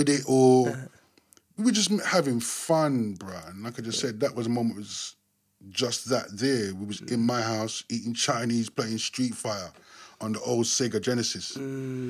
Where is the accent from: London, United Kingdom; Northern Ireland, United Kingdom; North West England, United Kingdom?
London, United Kingdom; also born or lived in Willesden, London; I'm originally from Wembley, Chalkhill Estate. I was born in Willesden, Melrose Avenue, 169